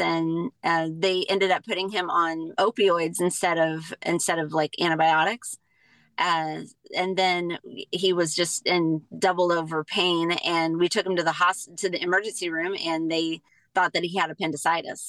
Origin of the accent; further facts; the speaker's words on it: near St. Louis, Southern Illinois, United States; moved away as an adult; now in Colorado, United States; I am from a little town in Illinois, Southern Illinois, near St. Louis